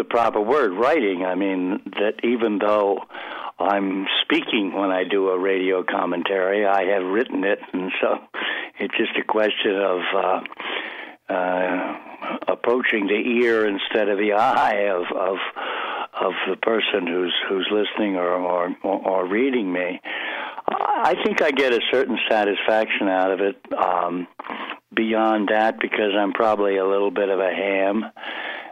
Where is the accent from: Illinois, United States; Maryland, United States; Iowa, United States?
Maryland, United States; Baltimore; accent: Baltimore; moved away as an adult; also born or lived in Princeton / New York; I grew up in Baltimore, which is a terrible regional accent, very nasal